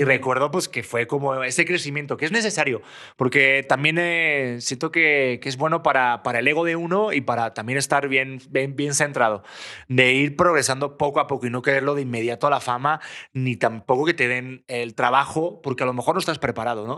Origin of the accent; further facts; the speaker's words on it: Spain; now in Mexico City, Mexico; vengo de España